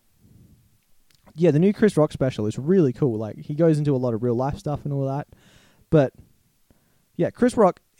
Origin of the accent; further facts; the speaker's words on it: Australia; we're Australian